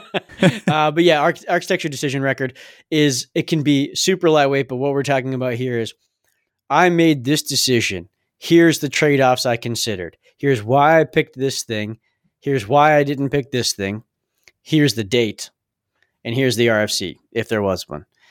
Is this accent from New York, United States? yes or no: no; Massachusetts, United States; we are from Massachusetts.